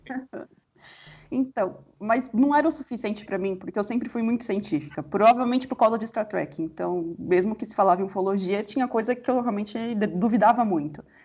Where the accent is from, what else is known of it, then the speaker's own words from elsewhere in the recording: São Paulo, Brazil; eu sou de São Paulo